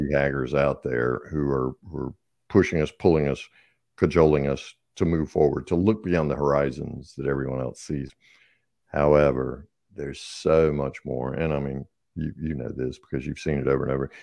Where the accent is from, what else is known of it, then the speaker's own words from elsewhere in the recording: the South, United States; I'm obviously from the South, so we have lots of colloquialisms.